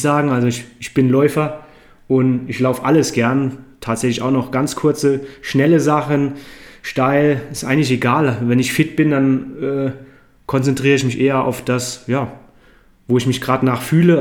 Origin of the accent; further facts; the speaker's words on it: Neunkirchen, Saarland, Germany; moved away as an adult; also born or lived in London; now in Inzell, Germany; ich bin im Saarland aufgewachsen, in Neunkirchen Saar